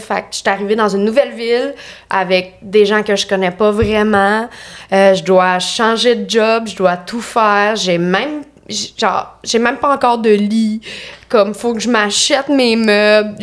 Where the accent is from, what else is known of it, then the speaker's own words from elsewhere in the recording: Lanaudière, Quebec, Canada; moved away as an adult; now in Montreal, Canada; je viens de Lanaudière. Genre euh, Repentigny, l'Assomption, Charlemagne